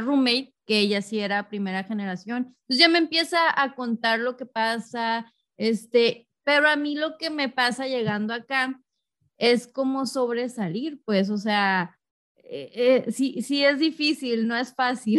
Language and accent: Spanish; Tijuana, Baja California, Mexico; moved away as an adult; now in Los Angeles, United States; yo crecí en Tijuana y yo me mudé hace poco a Los Ángeles